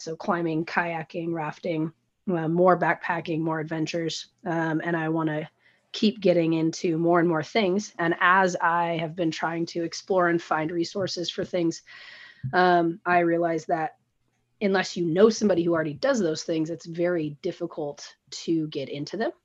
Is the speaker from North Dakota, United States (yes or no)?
no; Washington, United States; now in Portland, United States; I grew up in Washington, out in the Pacific Northwest